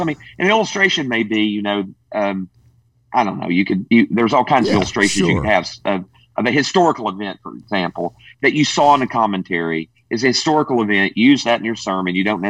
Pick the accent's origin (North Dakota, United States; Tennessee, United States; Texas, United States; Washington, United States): Tennessee, United States; I am from Tennessee.